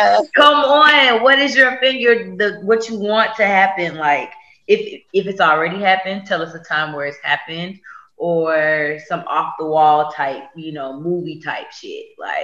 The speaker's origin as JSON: {"language": "English", "town": "Houston", "region": "Texas", "country": "United States", "moved": "yes", "lives_now": "Atlanta, United States", "said": "Yo. In Atlanta, Georgia, by way of Houston, Texas."}